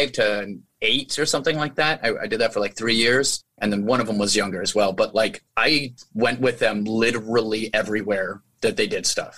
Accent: Albuquerque, New Mexico, United States; also born or lived in Manitou Springs, Colorado; We just roamed all over Albuquerque

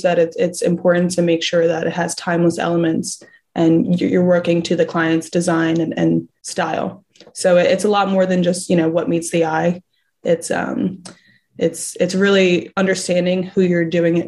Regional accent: Philadelphia, Pennsylvania, United States; moved away as an adult; now in Fort Lauderdale, United States; I moved to Fort Lauderdale from Philadelphia about a year and a half ago.

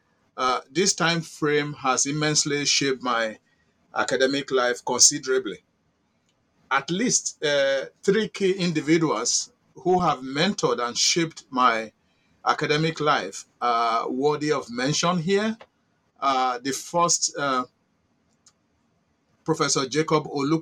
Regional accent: Oza, Edo State, Akoko-Edo, Nigeria; moved away as an adult; also born or lived in Germany / United States; I was born in Oza, in the Midwest of Nigeria, which is now located under Akoko Edo local government area of Edo State

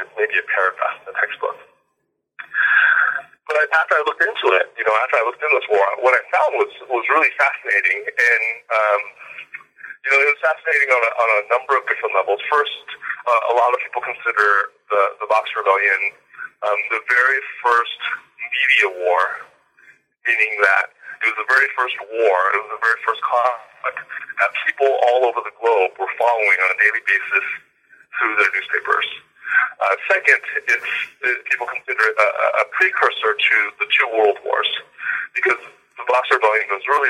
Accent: California, United States; I'm a Chinese American. I was born in the San Francisco Bay Area. I spent pretty much all of my life in the Bay Area.

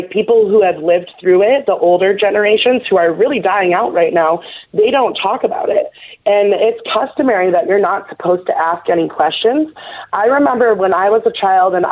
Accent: New York City, New York, United States; I was born in New York City

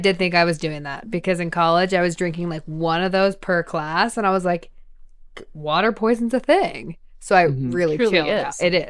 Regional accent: Boston, Massachusetts, United States; I'm a Boston girl. I potty had. My accent.

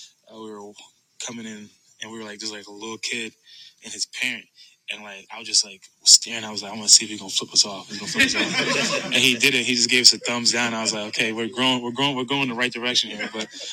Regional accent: Pennsylvania, United States; growing up in Pennsylvania, obviously I was a Philly fan growing up

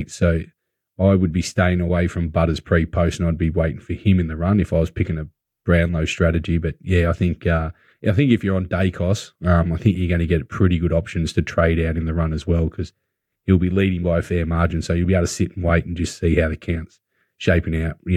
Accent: Australia; Well, I'm Australian.

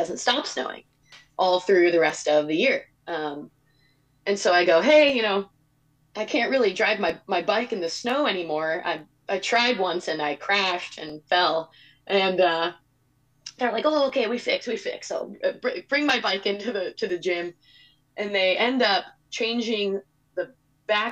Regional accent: California, United States; moved away as an adult; I'm from California.

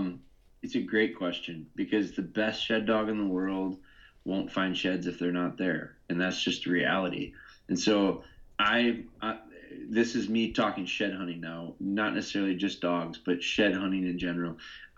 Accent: Midwest, United States; I'm from the Midwest

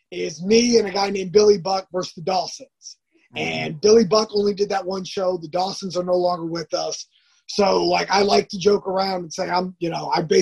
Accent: California, United States; I grew up basically in the Orange County area, but like we I moved around a lot.

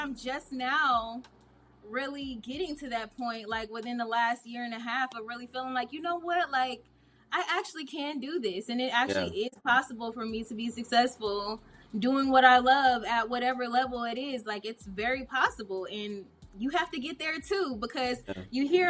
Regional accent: Indianapolis, Indiana, United States; moved away; also born or lived in Atlanta, Georgia; I'm from Indianapolis, Indiana

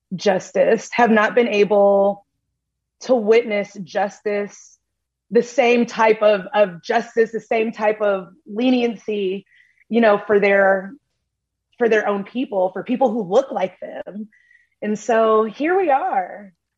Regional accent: Tennessee, United States; moved away; I am originally from Tennessee

